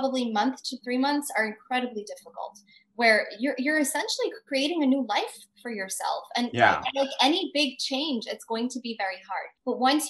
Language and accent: English; United States; being an Indian American